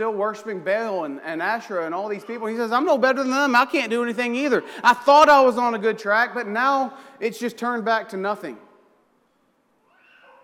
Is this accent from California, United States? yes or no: no; Oklahoma, United States; I'm from Oklahoma, so I think in terms of tornadoes